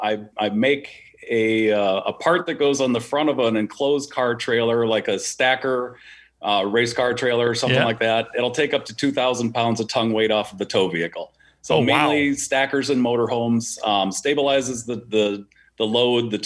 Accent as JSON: {"language": "English", "town": "Walker", "region": "Minnesota", "country": "United States", "tie": "born or raised there", "also_born_or_lived": "Florida", "said": "We moved to Leech Lake, Walker, Minnesota, and that's where I was kind of brought up"}